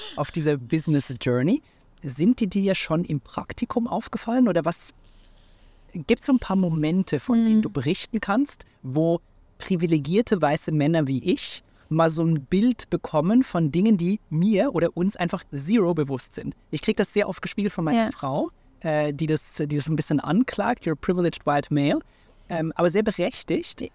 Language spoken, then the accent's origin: German; Switzerland; in meiner Heimat in der Schweiz